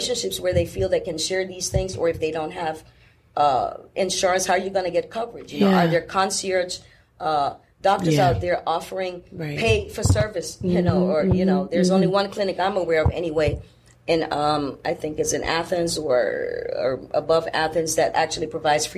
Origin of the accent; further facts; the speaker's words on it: Jamaica; moved away; I was raised in Jamaica where people did not have the luxury of just running to the urgent care center every time you felt pain.